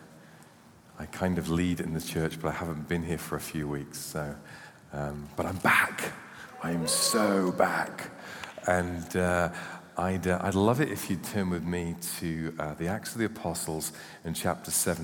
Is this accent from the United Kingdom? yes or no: yes; United Kingdom; We are British